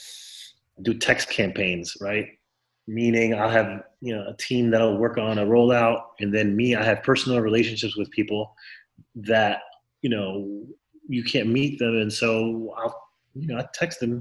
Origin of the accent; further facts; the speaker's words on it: Miami, Florida, United States; I grew up in Florida, in Miami, Florida